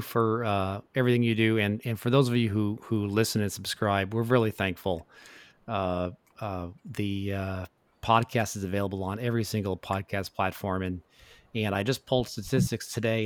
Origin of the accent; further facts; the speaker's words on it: Tacoma, Washington, United States; as a kid growing up in Tacoma, Washington